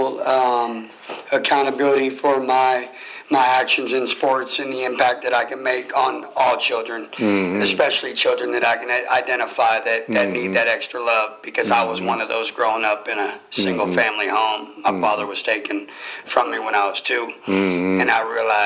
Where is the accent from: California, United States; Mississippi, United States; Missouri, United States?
California, United States; now in Virginia, United States; I come from California